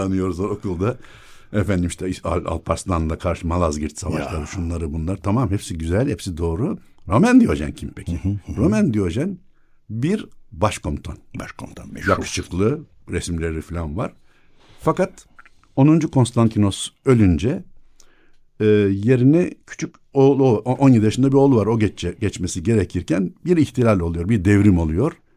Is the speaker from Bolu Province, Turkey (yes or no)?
no; Istanbul, Turkey; also born or lived in Burgazada; Doğma büyüme yok büyüme demeyeyim de doğma büyük ada 1964'e kadar ondan sonra Burgazada.